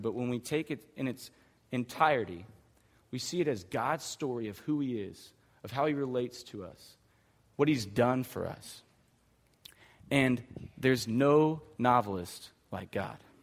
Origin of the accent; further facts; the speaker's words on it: Hanford, United States; I grew up in Hanford